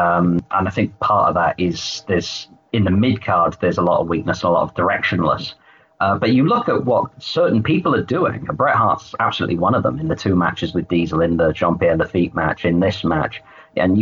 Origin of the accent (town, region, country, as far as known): United Kingdom